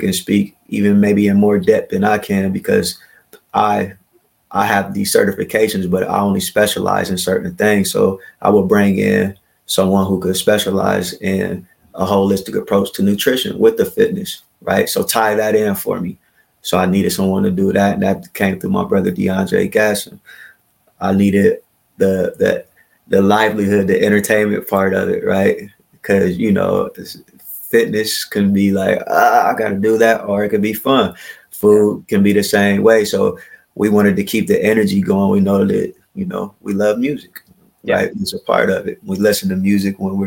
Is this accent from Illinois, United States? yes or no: no; Columbus, Ohio, United States; moved away as an adult; now in Yellow Springs, United States; I'm from Columbus, Ohio